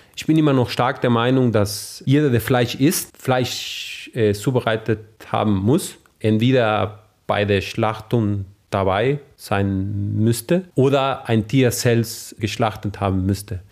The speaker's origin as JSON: {"language": "German", "region": "northern Argentina", "country": "Argentina", "tie": "born or raised there", "also_born_or_lived": "Saarland, Germany", "second_language": "German", "moved": "as an adult", "lives_now": "Trier, Germany", "said": "ich aus dem Norden Argentiniens komme"}